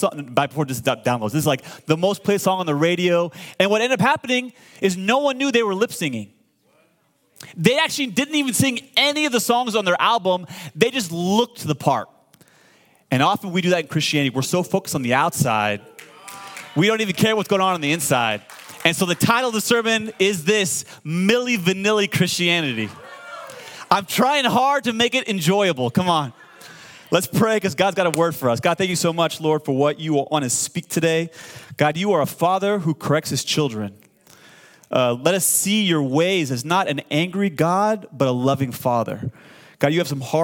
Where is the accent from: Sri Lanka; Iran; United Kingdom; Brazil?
Iran; now in United States; I'm from Iran, born and raised.